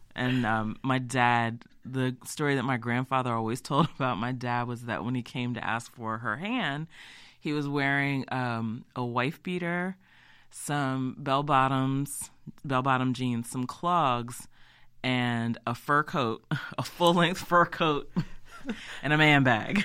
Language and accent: English; Easton, Maryland, United States; also born or lived in Salisbury, Maryland / Baltimore, Maryland; my family's from there. I'm from there. I grew up in Easton